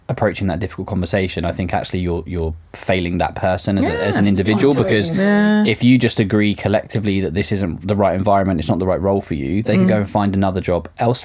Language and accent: English; United Kingdom